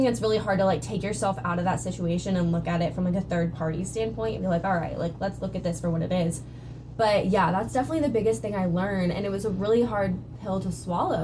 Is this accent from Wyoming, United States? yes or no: no; California, United States; moved away; I'm from California.